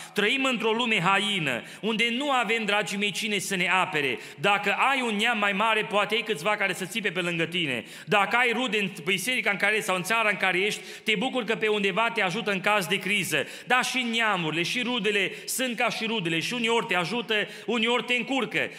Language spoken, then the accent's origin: Romanian; Romania; now in Kitchener, Canada; Ca și români, crescând în România